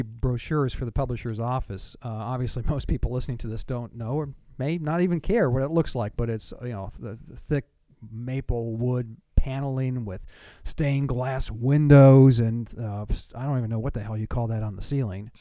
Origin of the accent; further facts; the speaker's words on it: Southern California, United States; moved away; I'm from Southern California